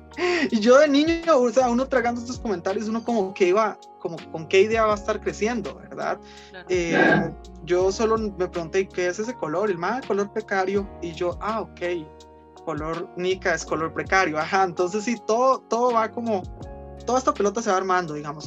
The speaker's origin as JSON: {"language": "Spanish", "country": "Costa Rica", "tie": "born or raised there", "also_born_or_lived": "Nicaragua", "said": "yo hablaba como cualquier otro chiquito de, aquí, digamos, porque me crié aquí."}